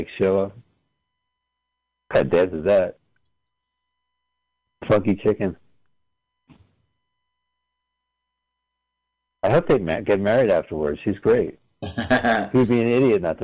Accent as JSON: {"language": "English", "region": "New Jersey", "country": "United States", "tie": "born or raised there", "said": "we grew up in New Jersey"}